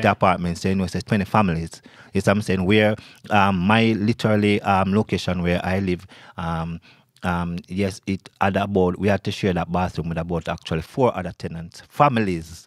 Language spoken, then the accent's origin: English; Kingston, Jamaica; moved away as an adult; now in New York, United States; I grew up in Kingston, Jamaica